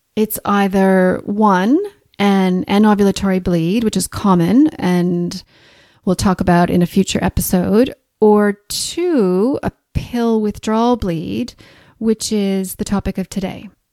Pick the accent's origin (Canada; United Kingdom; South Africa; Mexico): Canada; accent: Canadian, mixed with Australian; moved away as an adult; also born or lived in Australia; now in Christchurch, New Zealand; As you can probably hear from my accent, I'm Canadian, mixed with a few years in Australia